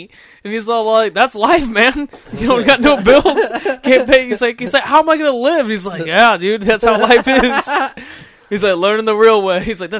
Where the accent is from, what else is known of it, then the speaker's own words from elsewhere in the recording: California, United States; I'm from California